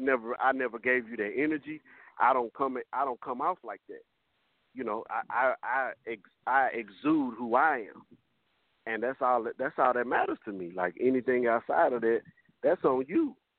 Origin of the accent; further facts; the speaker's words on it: Fort Worth, Texas, United States; I'm from the South. I'm from Fort Worth